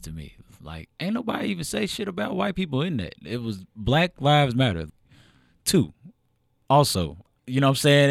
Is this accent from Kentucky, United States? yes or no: yes; Louisville, Kentucky, United States; also born or lived in Elyria, Ohio / Lorain County, Ohio; I grew up in Louisville